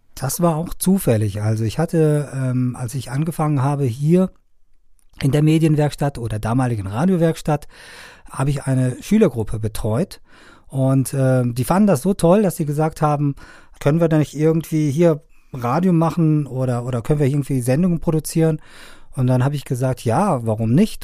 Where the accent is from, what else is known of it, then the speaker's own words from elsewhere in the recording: Afghanistan; now in Germany; ich komme ja ursprünglich aus Afghanistan